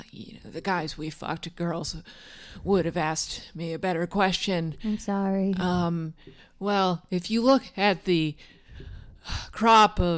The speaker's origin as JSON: {"language": "English", "region": "Midwest", "country": "United States", "tie": "born or raised there", "said": "I'm born and raised in the Midwest. I'm a salt of the earth woman."}